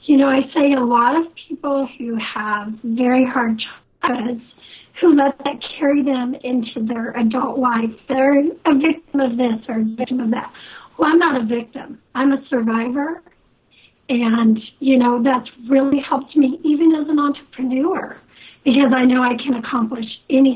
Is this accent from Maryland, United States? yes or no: no; Kansas, United States; also born or lived in Cortland, New York; I left there when I was very little. I've lived all over the United States. Moved to Kansas when I was 12, and I'm a Kansas gal.